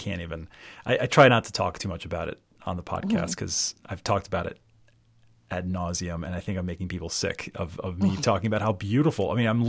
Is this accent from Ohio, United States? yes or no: no; Baltimore, Maryland, United States; also born or lived in Rhode Island / New York / Philadelphia area; now in outside Philadelphia, United States; I'm from Baltimore, Maryland. But jumped around a little bit. I went to RISD, and after RISD, moved to New York